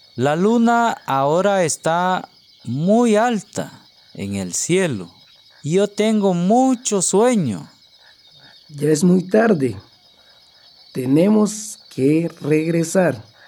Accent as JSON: {"language": "Spanish", "country": "Guatemala", "tie": "born or raised there", "said": "soy de Guatemala un hermoso país centroamericano al sur de México"}